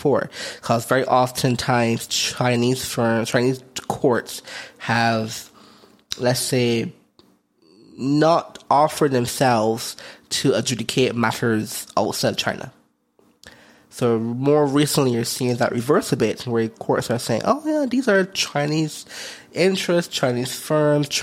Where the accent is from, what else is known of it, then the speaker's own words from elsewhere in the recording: Barbados; moved away; also born or lived in Philippines; I'm from Barbados, so I have a Barbados passport